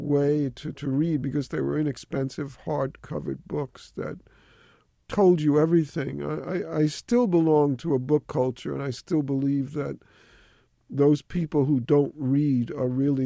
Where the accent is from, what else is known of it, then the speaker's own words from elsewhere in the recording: New York City, New York, United States; That was the elite area of the Bronx when I grew up